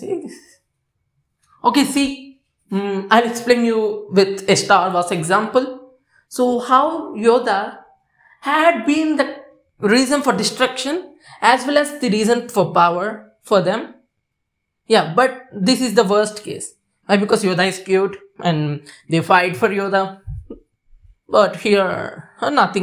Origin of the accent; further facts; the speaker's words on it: India; I'm Indian